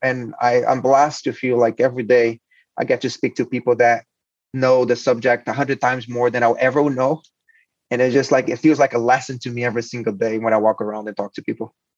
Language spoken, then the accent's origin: English; Brazil; moved away as an adult; now in United States; I'm, I'm Brazilian. I was born in Brazil. I went to a mechatronic engineering high school, then uh, went to law school